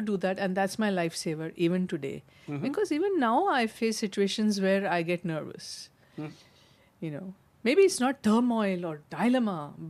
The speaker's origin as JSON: {"language": "English", "town": "Mumbai", "region": "Maharashtra", "country": "India", "tie": "born or raised there", "moved": "as an adult", "lives_now": "United States", "said": "And growing up in Mumbai with the film industry or in the USA after marriage, I had to do many things which I had to be individually capable of dealing"}